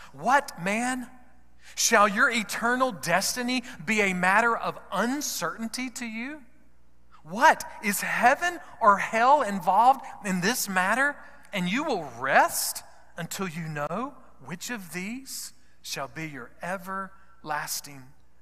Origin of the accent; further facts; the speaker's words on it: United States; because I'm an American